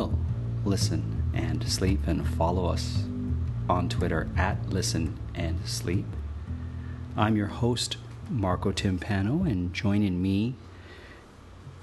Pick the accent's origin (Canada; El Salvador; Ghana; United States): Canada; as a Canadian